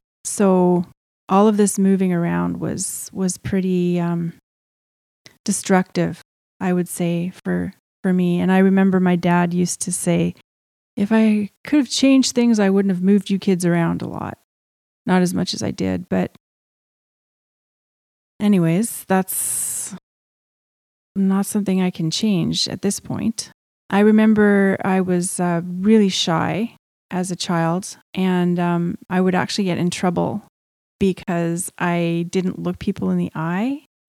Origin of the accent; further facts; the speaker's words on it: Edmonton, Alberta, Canada; born there; So at the very beginning, I was born in Edmonton, Alberta.